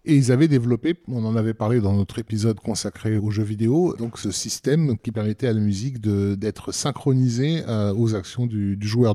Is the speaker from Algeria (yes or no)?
yes; Algeria; en tant qu'Algérien